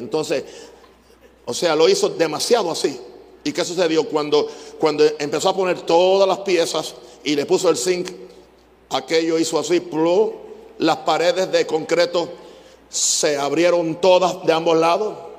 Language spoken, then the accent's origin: Spanish; Naguabo, Puerto Rico; Empecé a enseñar en una escuela secundaria en Nahuabo, el pueblo donde yo nací.